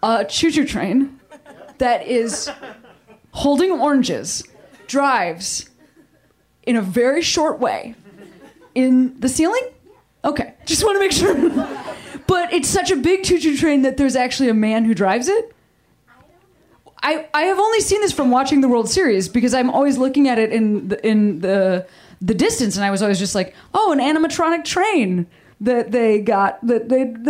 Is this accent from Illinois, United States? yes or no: yes; Chicago, Illinois, United States; moved away as an adult; now in Los Angeles, United States; I'm also from Chicago